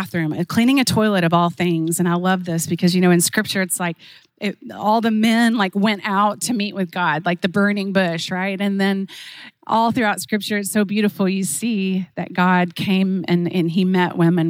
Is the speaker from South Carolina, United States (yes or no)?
no; Oklahoma, United States; I was raised in Oklahoma, just a country girl at heart.